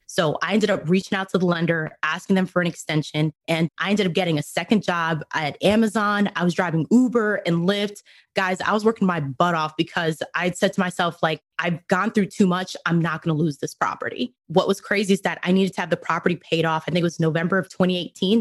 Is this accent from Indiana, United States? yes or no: no; New York, United States; moved away as an adult; also born or lived in Dominican Republic / Cleveland, Ohio / Rhode Island; now in Dallas-Fort Worth, United States; ended up moving to New York with my family. That's primarily where I grew up